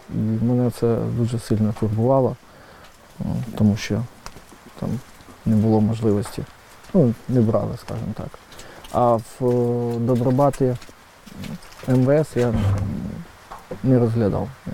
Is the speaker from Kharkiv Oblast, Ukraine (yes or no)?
no; Kyiv, Ukraine; я сам киянин, тому на Майдані я був майже кожного дня